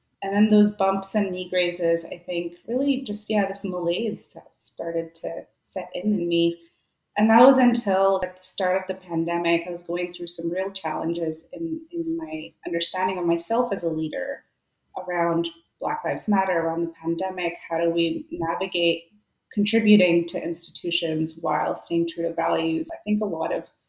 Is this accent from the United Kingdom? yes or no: no; India; also born or lived in Vancouver, Canada; now in Canada; growing up in India